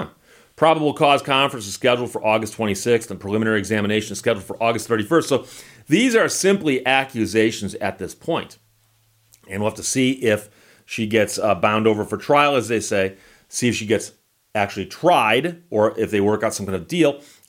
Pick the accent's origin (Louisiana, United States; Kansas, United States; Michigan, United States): Michigan, United States; Birmingham; Oakland County, of course, is the county where I grew up in Birmingham, Michigan.